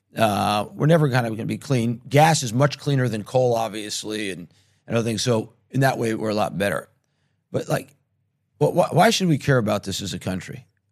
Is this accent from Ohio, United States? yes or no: no; New York, United States; now in Israel; I grew up in New York in Manhattan